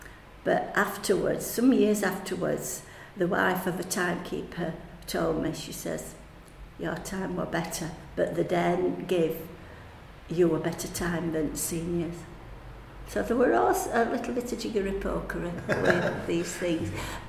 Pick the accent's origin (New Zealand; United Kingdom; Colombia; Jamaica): United Kingdom; You know, you don't often get that, and we're two British in the same final, do you?